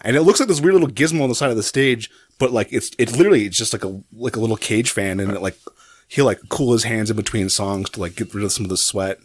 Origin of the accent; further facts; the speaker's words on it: Santa Fe, New Mexico, United States; also born or lived in Albuquerque; I'm from Santa Fe